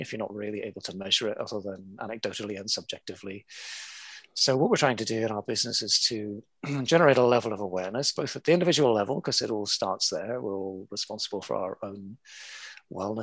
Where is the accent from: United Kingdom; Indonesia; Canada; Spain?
United Kingdom; Belfast, Northern Ireland; now in Hong Kong, China; originally I was born in Belfast and brought up in the chaos of the 1970s in Belfast.